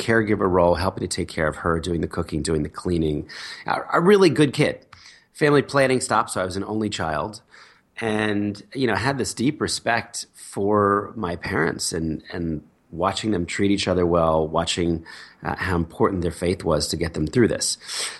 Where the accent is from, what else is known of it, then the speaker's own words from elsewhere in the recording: Philadelphia, Pennsylvania, United States; born there; also born or lived in New Jersey; I was born in Philadelphia, middle class family. Dad was a businessman. Mom was a writer.